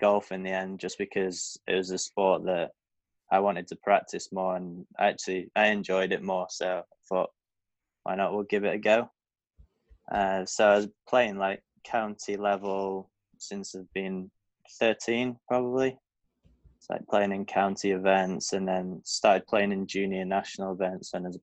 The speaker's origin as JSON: {"language": "English", "town": "Blackpool", "region": "North West England", "country": "United Kingdom", "said": "I'm from Blackpool, England."}